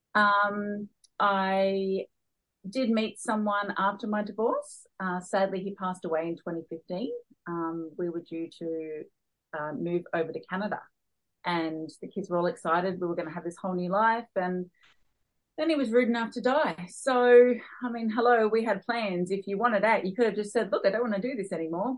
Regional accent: Newcastle, New South Wales, Australia; moved away as an adult; also born or lived in Darwin; I was born and raised here in Newcastle, and I always swore I would never move back.

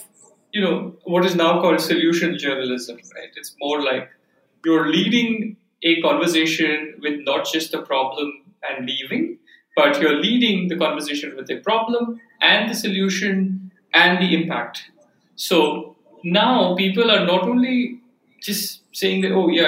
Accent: Bangalore, Karnataka, India; I grew up in Bangalore. I was born in Bangalore, grew up there.

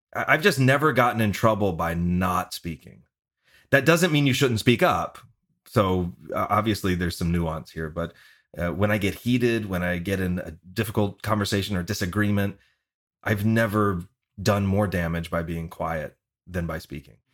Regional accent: the South, United States; moved away; I'm from the South originally.

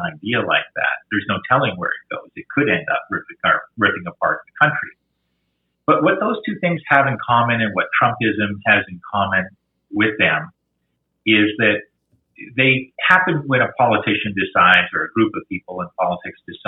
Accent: Quebec, Canada; I grew up in Quebec

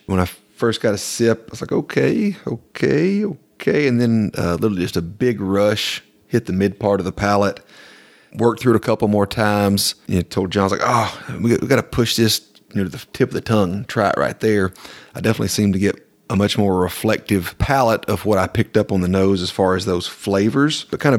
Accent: the South, United States; it reminded me literally of fall leaves growing up in the South in the country.

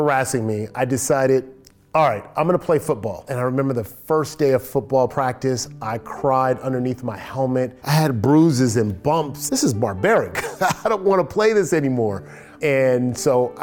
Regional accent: Los Angeles, California, United States; I grew up here in Los Angeles, California

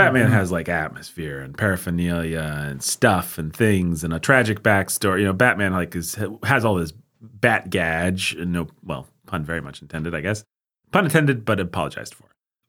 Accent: United States; We're American.

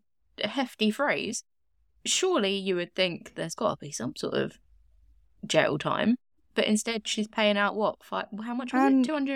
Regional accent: Essex, East of England, United Kingdom; I'm from a part of the UK where we really don't pronounce T's. UK listeners, I'm from Essex. We don't do T's.

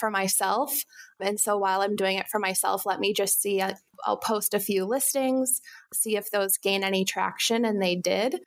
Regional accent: Wisconsin, United States; I'm from Wisconsin

